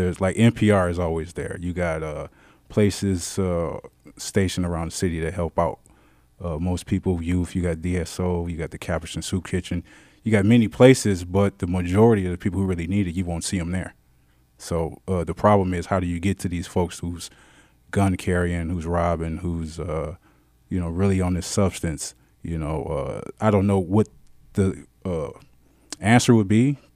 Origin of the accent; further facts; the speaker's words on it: Detroit, Michigan, United States; I'm a Detroiter to the heart, born and raised. I come from the West Side